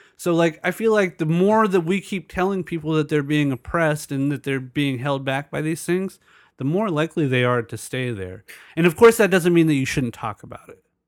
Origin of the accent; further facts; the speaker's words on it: El Cajon, California, United States; I grew up in El Cajon, which is predominantly white.